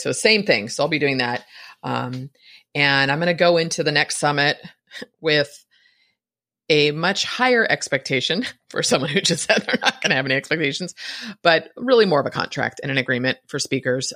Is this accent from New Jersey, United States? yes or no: no; San Francisco, California, United States; I was born in San Francisco